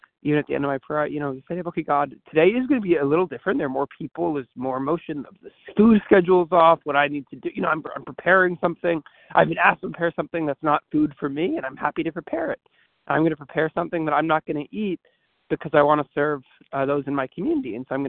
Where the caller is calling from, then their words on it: St. Louis, Missouri, United States; from St. Louis, Missouri.